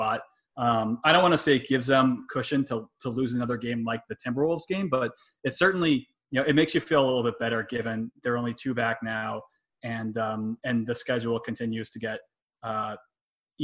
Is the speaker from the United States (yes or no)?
yes; United States; maybe we as American citizens